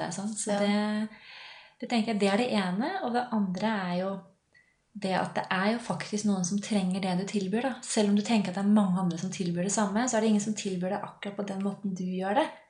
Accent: Lillehammer, Innlandet, Norway; accent: A-endinger; Jeg er fra Lillehammer, så av og til så slenger jeg på noen A-endinger

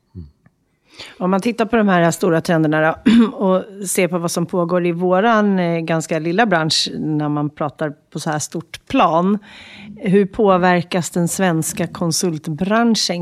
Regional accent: Sweden; Som svensk

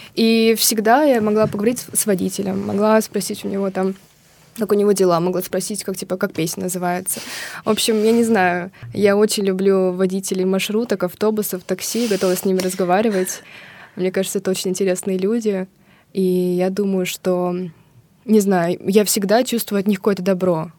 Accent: Kazakhstan; now in Russia; я из Казахстана

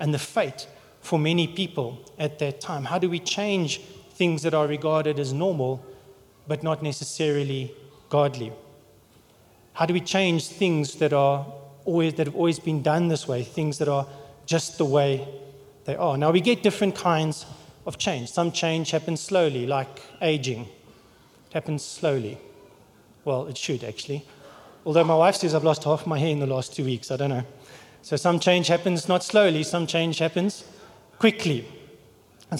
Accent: England, United Kingdom; now in South Africa; I'm English

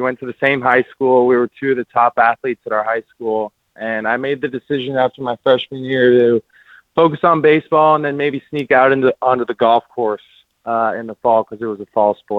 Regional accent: Seattle, Washington, United States; growing up in Seattle, I always grew up salmon fishing.

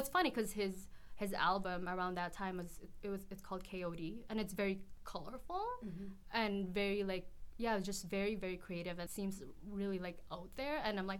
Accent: Edmonton, Alberta, Canada; also born or lived in Philippines; I was born in Edmonton. I moved to the Philippines when I was 4 and then came back when I was 9, so a big chunk of my childhood and memories is in the Philippines

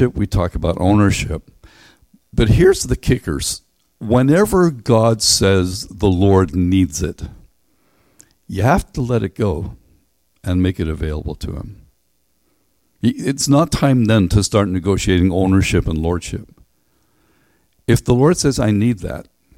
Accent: Northern Ireland, United Kingdom; We grew up in Northern Ireland

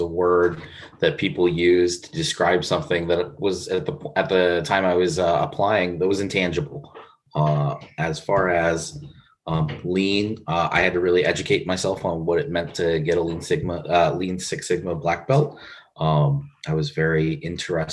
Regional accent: Pittsburgh, Pennsylvania, United States; also born or lived in Philadelphia; now in Columbus, United States; I was raised in Pittsburgh, Pennsylvania

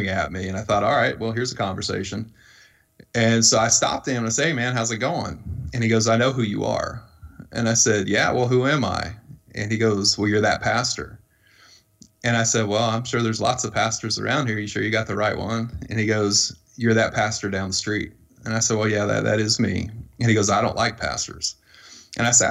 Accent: Iowa, United States; moved away as an adult; now in Louisville, United States; The neighborhood I grew up in Iowa

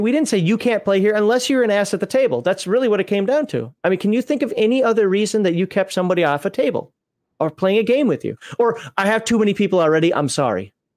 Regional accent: Minnesota, United States; moved away; I'm from Minnesota. That's actually the closest base to my hometown in Minnesota

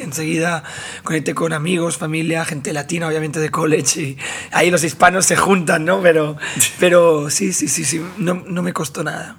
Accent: Barcelona, Catalonia, Spain; Yo nací en Barcelona, sí, en, España. Ahí toda mi vida, así que toda la vida he crecido ahí

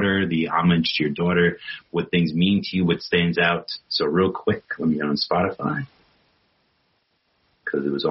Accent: New York City, New York, United States; I'm from Queens

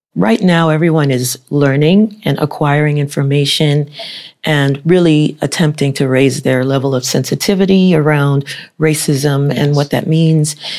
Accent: United States; my parents are from Haiti. I was born in the United States

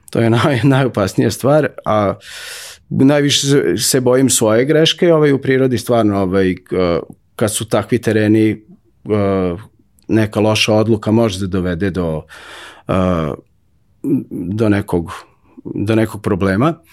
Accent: Novi Sad, Vojvodina, Serbia; odrastao sam pored Dunava

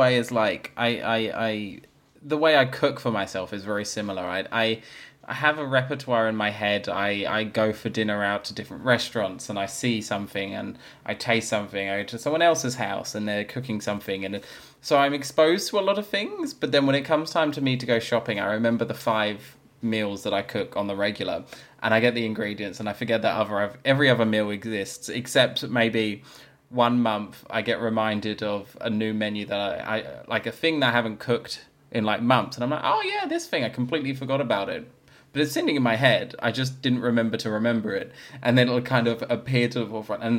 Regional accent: London, United Kingdom; now in Australia; I grew up in London, so it's obviously a very multicultural, diverse, lots of different things going on

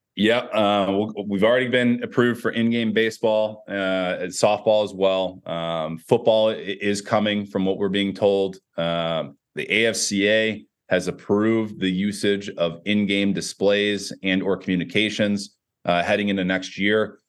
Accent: Chicago, Illinois, United States; I'm from Chicagoland area

